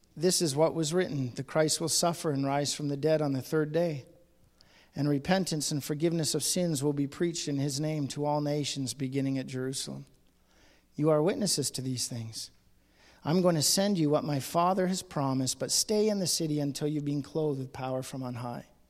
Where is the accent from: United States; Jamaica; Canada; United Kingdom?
Canada; Ontario; I'm from Ontario, and I go to churches in Ontario